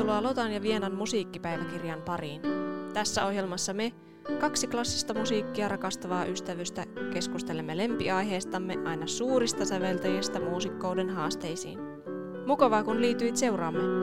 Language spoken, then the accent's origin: Finnish; Oulu, North Ostrobothnia, Finland; oululainen syntyjään ja myös nykyään